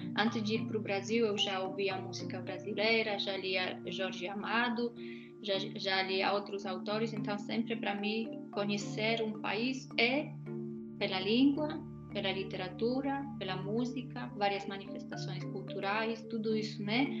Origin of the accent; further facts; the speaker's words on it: Poland; moved away as an adult; eu saí da Polônia em 2003, quando a Polônia ainda não fazia parte da União Europeia